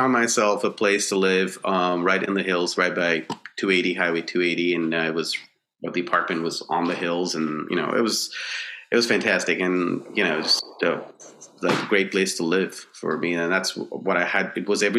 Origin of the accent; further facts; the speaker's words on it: Kolkata, West Bengal, India; moved away as an adult; also born or lived in Florida / Indianapolis / Birmingham, Alabama; I grew up in Kolkata, then I moved to Florida, then I moved to Indianapolis, and really I was tired of living in places that are basically flat.